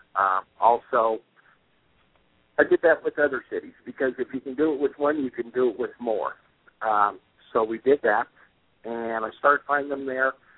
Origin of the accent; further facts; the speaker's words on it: Colorado, United States; also born or lived in Wyoming; we're from Colorado